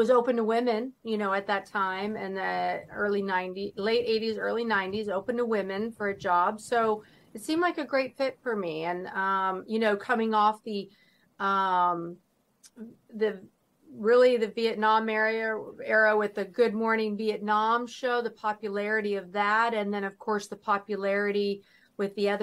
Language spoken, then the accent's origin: English; Northern California, United States; I was born and raised in Northern California